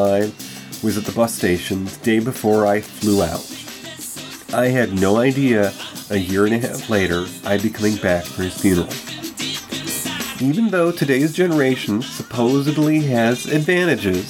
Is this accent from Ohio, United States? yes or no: no; New York, United States; moved away; also born or lived in Texas / California / Colorado; returning to my home state of New York